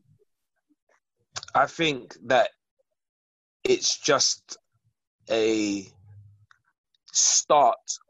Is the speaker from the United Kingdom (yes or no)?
yes; London, United Kingdom; I'm from South